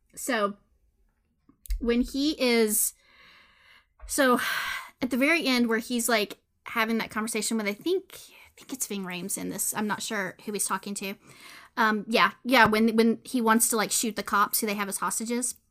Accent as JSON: {"language": "English", "region": "Texas", "country": "United States", "tie": "born or raised there", "said": "Texas is definitely right up there, my home state, that I have lived all my life"}